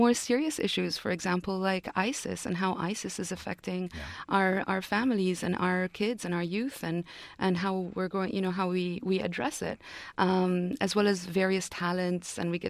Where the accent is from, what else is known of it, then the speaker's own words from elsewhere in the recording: Yemen; I'm originally from Yemen, and Yemen's been very troubled politically.